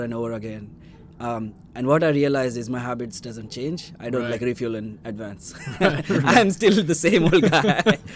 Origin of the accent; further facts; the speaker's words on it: India; moved away; I come from India